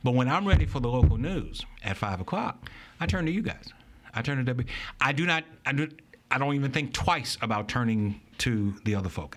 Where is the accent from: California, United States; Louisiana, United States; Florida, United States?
Louisiana, United States; Baton Rouge; When I was a kid, I grew up here in Baton Rouge.